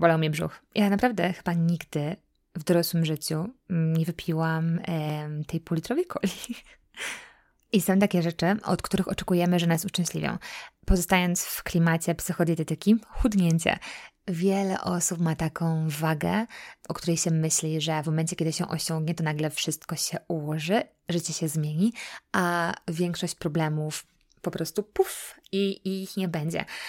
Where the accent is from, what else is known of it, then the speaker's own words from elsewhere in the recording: Poland; now in United States; jesteśmy Polakami, że jesteśmy z Europy